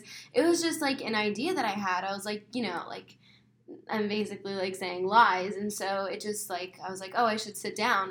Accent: Mesa, Arizona, United States; I was born and raised in Mesa, Arizona.

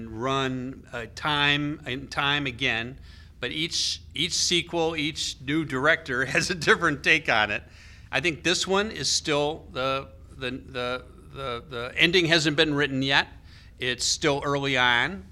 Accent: United States

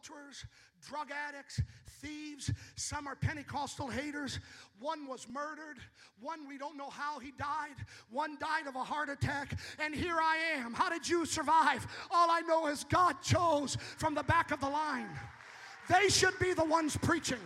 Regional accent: Escanaba, Michigan, United States; moved away; also born or lived in Illinois / Indiana; I'm from Escanaba on Lake Michigan

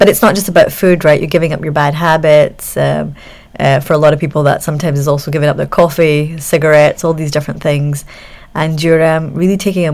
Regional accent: Scot, Scotland, United Kingdom; accent: Scottish; the first Scot, which you'll probably guess by my accent now

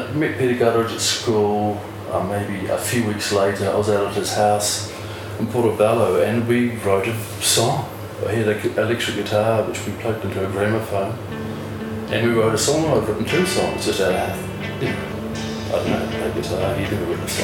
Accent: Ranfurly, Otago, New Zealand; also born or lived in North Canterbury / Dunedin; living on farm communities, we grew up in Ranfurly.

